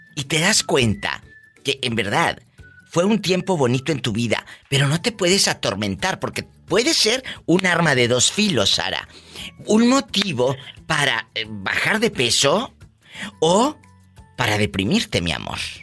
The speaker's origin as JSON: {"language": "Spanish", "town": "Matamoros", "region": "Tamaulipas", "country": "Mexico", "said": "la gente de mi tierra que está Maulipas, Yo soy de Matamoros"}